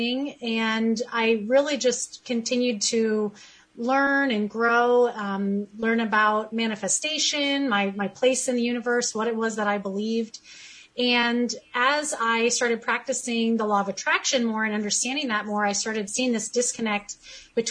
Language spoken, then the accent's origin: English; California, United States; I am born and raised in California